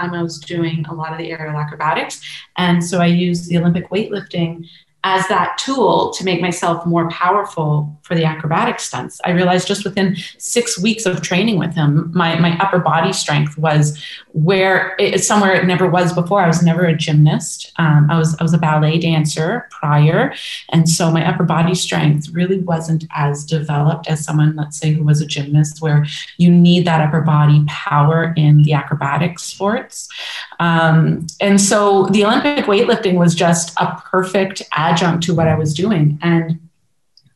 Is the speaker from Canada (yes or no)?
yes; Woodbridge, Ontario, Canada; also born or lived in Toronto / Montreal; born and raised in Woodbridge, Ontario, and from just outside Toronto